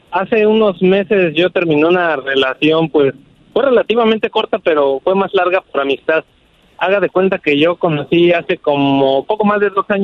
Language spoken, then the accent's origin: Spanish; Mexico City, Mexico; Y pues yo soy de la Ciudad de México y ella de Guadalajara, entonces siento que le fallé.